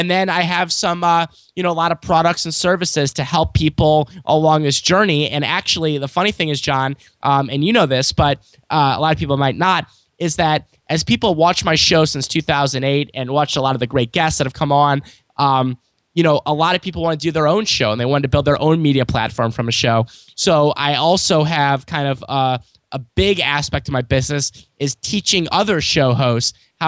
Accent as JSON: {"language": "English", "town": "St. Louis", "region": "Missouri", "country": "United States", "tie": "born or raised there"}